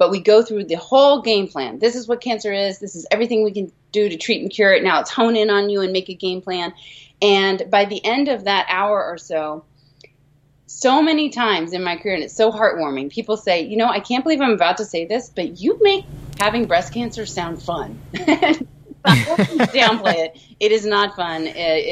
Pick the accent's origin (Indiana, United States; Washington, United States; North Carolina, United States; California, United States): California, United States; Los Angeles; I grew up in Los Angeles back in the 70s and 80s